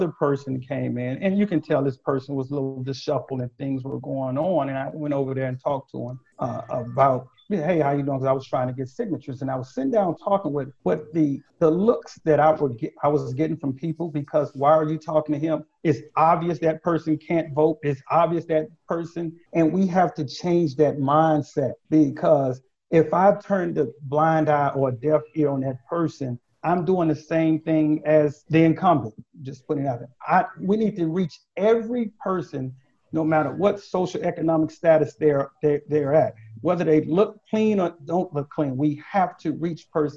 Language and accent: English; Texas, United States; moved away; I grew up in Texas